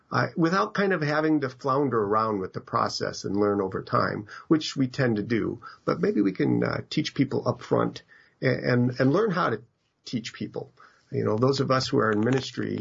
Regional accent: Madison, Wisconsin, United States; I grew up in Madison, Wisconsin.

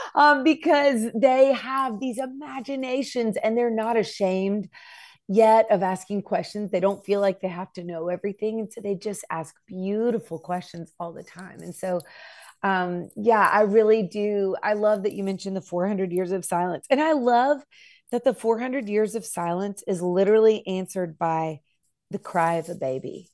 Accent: Nashville, Tennessee, United States; I'm from Nashville, so it's a very musical place.

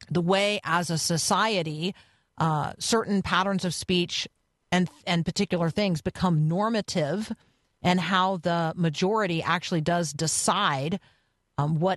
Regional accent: Canada; I'm Canadian. So we do freedom of expression, not actually free speech.

